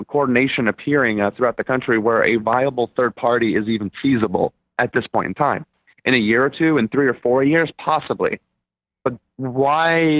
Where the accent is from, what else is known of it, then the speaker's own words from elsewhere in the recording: Germany; now in United States; I'm from Germany originally.